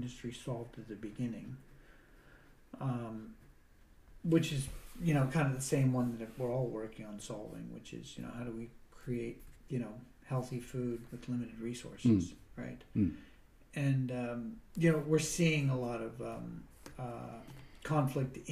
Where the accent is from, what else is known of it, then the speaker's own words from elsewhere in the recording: Pittsburgh, Pennsylvania, United States; now in Tasmania, Australia; I'm from Pittsburgh, Pennsylvania